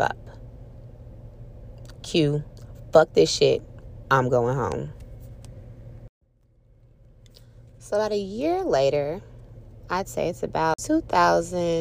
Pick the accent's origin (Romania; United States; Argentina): United States; the South; I grew up in the South